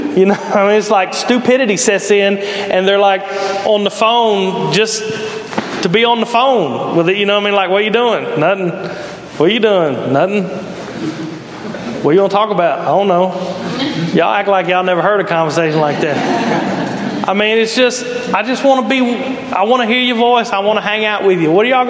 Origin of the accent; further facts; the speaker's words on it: Mississippi, United States; now in Brownsville, United States; I moved here and like, what do y'all do in Brownsville? You know, I come from Mississippi and the cool thing was like to drive in a circle.